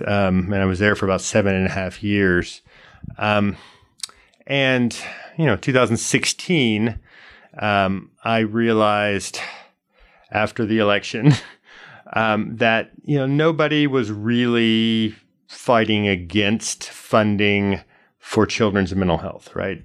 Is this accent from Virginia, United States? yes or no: no; Austin, Texas, United States; also born or lived in Houston; I grew up here in Austin